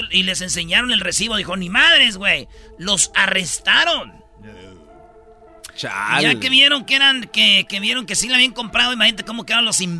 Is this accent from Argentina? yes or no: no; Jiquilpan, Michoacán, Mexico; Fíjate, también allá en mi pueblo, en Michoacán, en Jiquilpan, murió un locutor, güey.